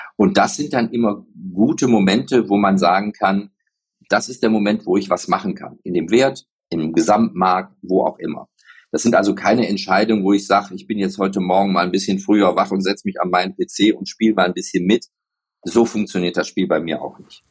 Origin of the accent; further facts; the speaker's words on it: Spain; also born or lived in Mallorca; ich werde ja nächstes Jahr 60 und ich bin Spanier